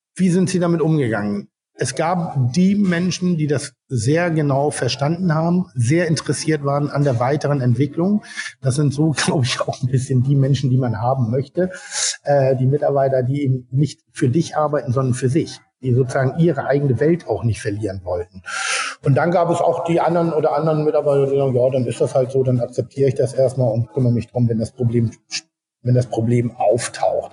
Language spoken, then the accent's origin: German; Hamburg, Germany; bei uns in Hamburg